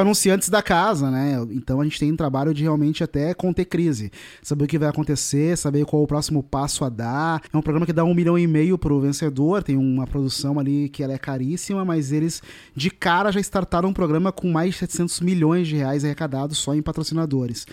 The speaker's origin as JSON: {"language": "Portuguese", "town": "Porto Alegre", "region": "Rio Grande do Sul", "country": "Brazil", "tie": "born or raised there", "said": "Eu nasci numa periferia em Porto Alegre, que é um bairro chamado Restinga"}